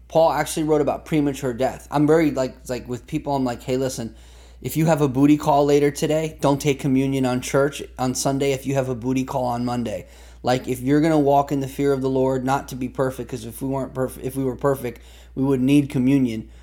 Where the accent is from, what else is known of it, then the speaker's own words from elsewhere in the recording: United States; as an American